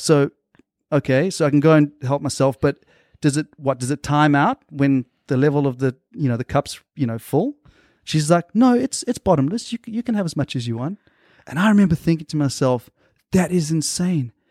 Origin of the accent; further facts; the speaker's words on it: South Africa; moved away as an adult; also born or lived in Australia / Tanzania; now in United States; I lived in South Africa until I was about eighteen years old